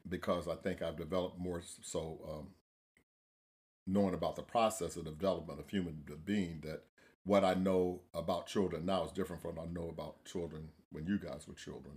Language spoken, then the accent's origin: English; Central Florida, United States; I am from Central Florida